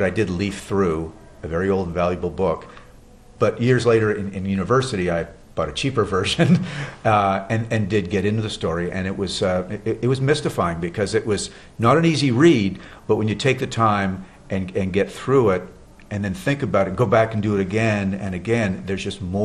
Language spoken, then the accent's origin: English; Montreal, Quebec, Canada; living in growing up in Montreal, Canada